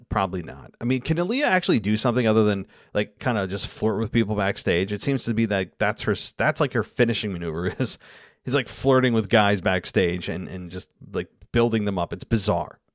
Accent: Albany, New York, United States; born or raised there

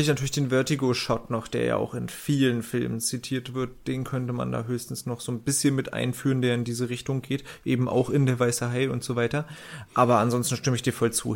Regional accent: Northern Germany, Germany; now in Berlin, Germany; als Norddeutscher

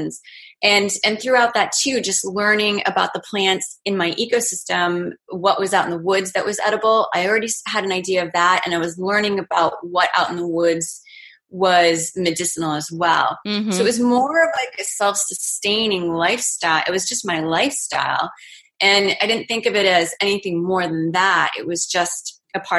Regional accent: Maine, United States; I grew up in Maine and I grew up going outside

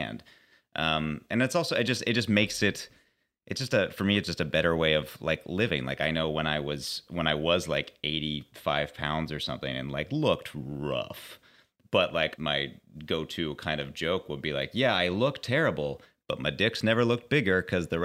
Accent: Pittsburgh, Pennsylvania, United States; moved away; I'm from Pittsburgh originally

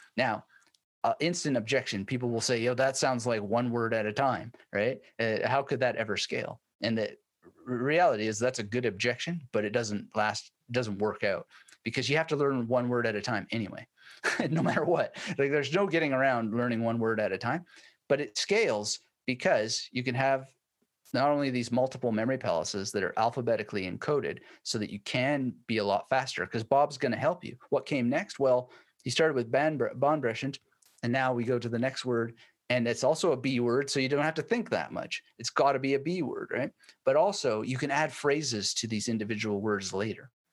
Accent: Canada; moved away as an adult; also born or lived in Germany; now in Brisbane, Australia; being Canadian

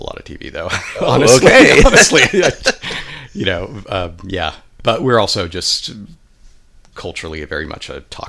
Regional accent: El Cajon, California, United States; moved away as an adult; also born or lived in England / Santa Barbara; now in San Francisco, United States; So I grew up in El Cajon, which is East County in San Diego. And I lived there for most of my early life. I lived for a year in England.

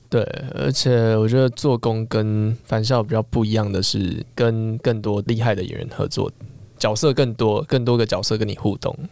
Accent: Yilan County, Taiwan; 在我们宜兰那边

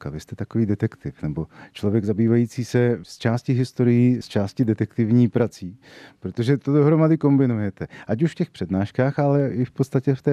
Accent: Jindřichův Hradec, South Bohemian Region, Czechia; born or raised there; moved away as an adult; also born or lived in Prague; now in České Budějovice, Czechia

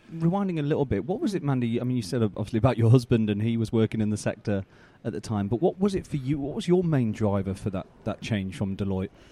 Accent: United Kingdom; as, as British folk

